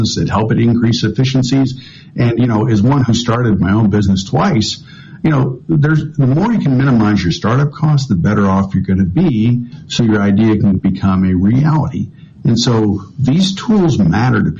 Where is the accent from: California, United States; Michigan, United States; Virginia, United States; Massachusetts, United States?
Michigan, United States; I'm from the state of Michigan, and my home county is a small manufacturing county